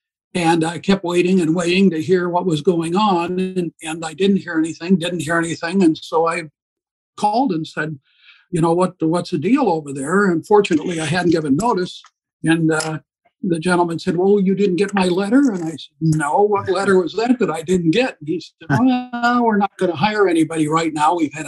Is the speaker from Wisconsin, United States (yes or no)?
yes; Beloit, Wisconsin, United States; That was my hometown, yes. Grew up, both the boys were born in Beloit.